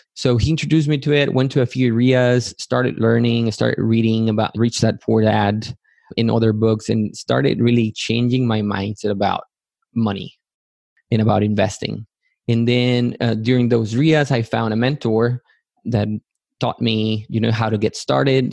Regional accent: Matamoros, Tamaulipas, Mexico; moved away as an adult; also born or lived in Yucatán, Mexico / Texas, United States; now in United States; I grew up in Matamoros, Tamaulipas, also in Mexico

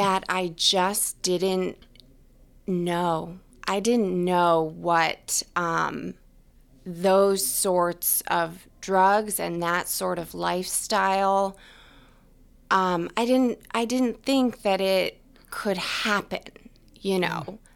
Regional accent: New Hampshire, United States; also born or lived in Ohio; now in Boston, United States; I'm from New Hampshire

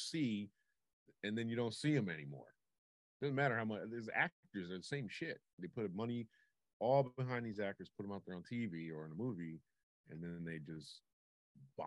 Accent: Detroit, Michigan, United States; I'm from Detroit

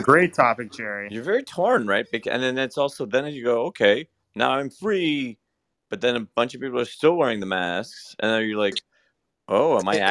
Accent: Canada; I'm Canadian

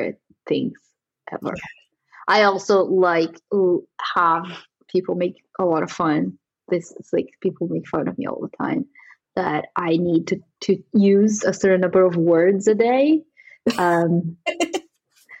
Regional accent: São Paulo, Brazil; moved away as an adult; now in London, United Kingdom; I grew up in Sao Paulo, which is like a huge city.

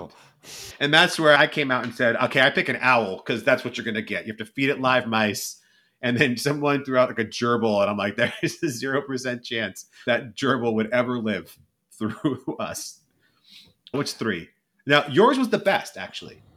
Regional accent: California, United States; being a Californian

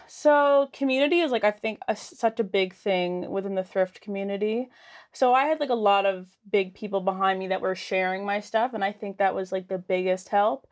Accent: Lower Sackville, Nova Scotia, Canada; I'm from Sackville

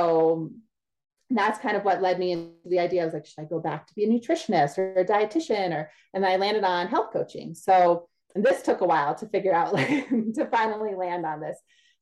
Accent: Pennsylvania, United States; moved away as an adult; now in New Orleans, United States; So I was born and raised in the Northeast, went to college there, everything in Pennsylvania.

